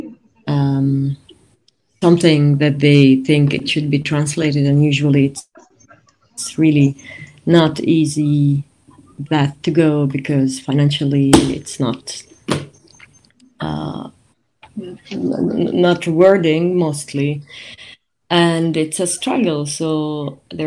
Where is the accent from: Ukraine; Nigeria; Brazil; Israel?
Israel; I was born and grew up in Taipei